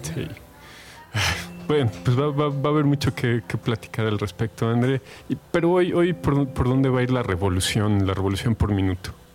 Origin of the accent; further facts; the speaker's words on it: Mexico; como, mexicanos